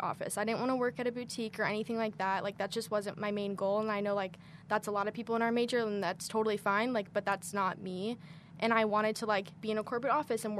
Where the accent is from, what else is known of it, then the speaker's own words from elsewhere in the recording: Chicago, Illinois, United States; moved away as an adult; now in Kentucky, United States; I'm from Chicago, so it was really easy. I lived at home